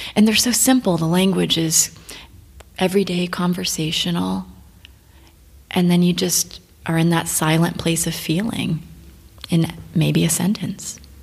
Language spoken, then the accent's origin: English; Florida, United States; moved away as an adult; now in Bucharest, Romania; growing up in Florida, you see space shuttles when they launch